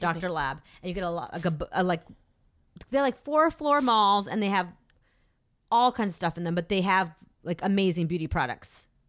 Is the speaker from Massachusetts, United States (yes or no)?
yes; Massachusetts, United States; born or raised there